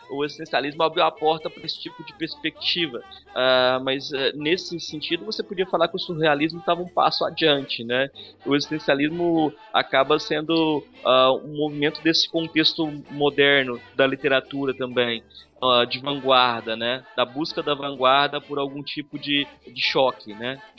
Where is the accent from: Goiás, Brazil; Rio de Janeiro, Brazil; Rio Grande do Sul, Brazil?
Goiás, Brazil; Jataí; Nós nos inventamos como brasileiros, nós nos inventamos como uh, goianos e até jataienses, inclusive.